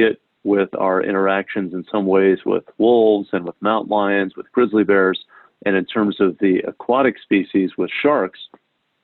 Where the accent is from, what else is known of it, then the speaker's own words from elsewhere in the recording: New Haven, Connecticut, United States; I grew up in New Haven across Long Island Sound from Long Island